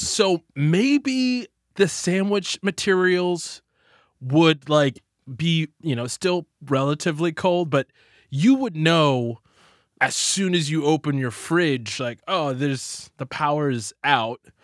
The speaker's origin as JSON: {"language": "English", "region": "Texas", "country": "United States", "said": "I'm from Texas"}